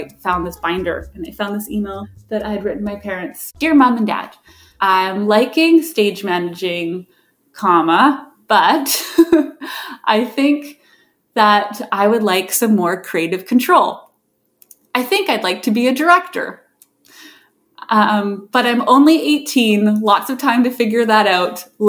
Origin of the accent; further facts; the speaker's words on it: White Rock, British Columbia, Canada; I was born and raised in White Rock, British Columbia, which is about 45 minutes south of Vancouver.